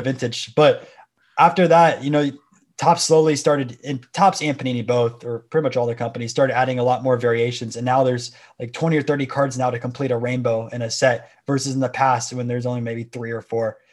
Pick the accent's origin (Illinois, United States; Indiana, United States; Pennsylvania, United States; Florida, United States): Florida, United States; Tampa; I'm from Florida. Everyone was playing baseball for fifty-two weeks down here